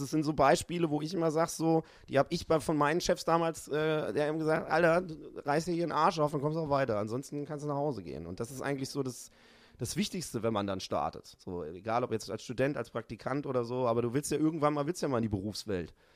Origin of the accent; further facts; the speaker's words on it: Hamburg, Germany; ich komme ja aus Hamburg